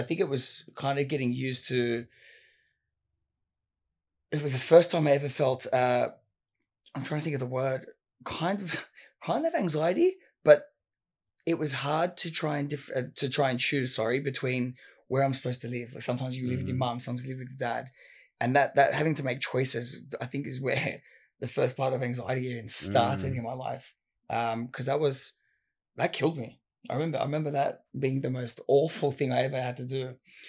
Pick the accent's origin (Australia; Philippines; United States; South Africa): Australia; Sydney, New South Wales; Western Sydney. You're kind of around the Fairfield area.